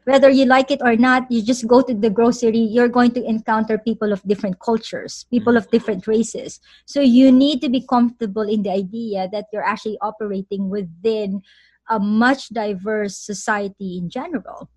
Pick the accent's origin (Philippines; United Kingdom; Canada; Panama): Philippines; moved away; I'm a Filipino